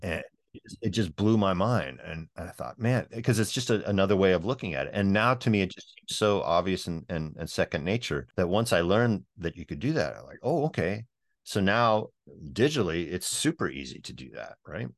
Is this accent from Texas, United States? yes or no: no; Northern California, United States; we're both from Northern California